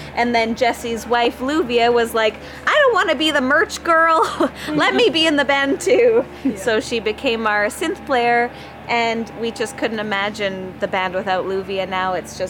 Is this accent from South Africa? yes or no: no; Vancouver, British Columbia, Canada; because we're just from Vancouver, so we've endured this wet spring, summer, January, July-uary